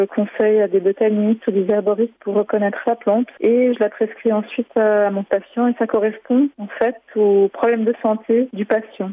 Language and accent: French; Geneva, Switzerland; Ma mère est tunisienne, mon père est iranien, j'ai grandi à Genève